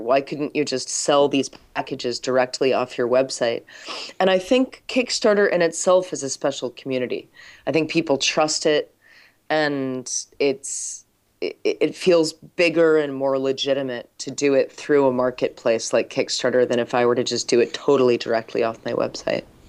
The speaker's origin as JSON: {"language": "English", "country": "United States", "said": "as an American"}